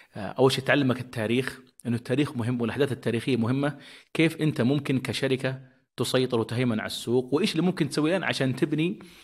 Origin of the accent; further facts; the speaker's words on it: Saudi Arabia; عندنا في السعودية